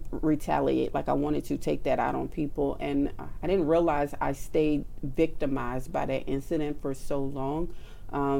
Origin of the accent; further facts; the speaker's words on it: New Orleans, Louisiana, United States; I grew up in New Orleans